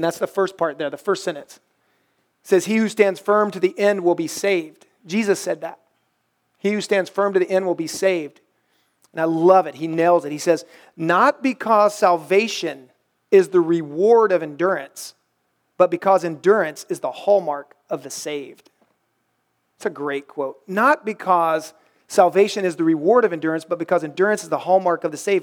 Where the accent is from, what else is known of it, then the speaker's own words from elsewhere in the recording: the Bible Belt, United States; I grew up in the Bible Belt